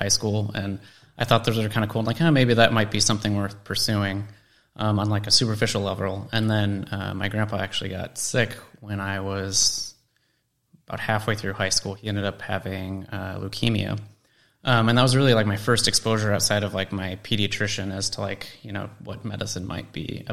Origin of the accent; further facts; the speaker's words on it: Colorado, United States; I grew up in Colorado